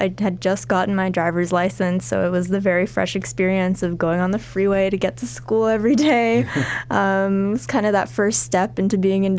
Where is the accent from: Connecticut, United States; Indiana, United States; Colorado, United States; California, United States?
California, United States; Southern; also born or lived in Glendale / Sun Valley / Shadow Hills / La Crescenta; I come from Southern California. I've lived here all my life, but I moved around a lot when I was younger, especially in elementary school. So I've been around a lot of places. And I've lived in Burbank for about the past 10 years.